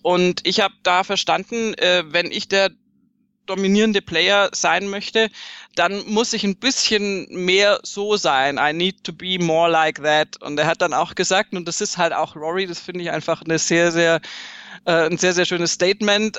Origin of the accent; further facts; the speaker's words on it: Swabia, Germany; ich bin Schwäbin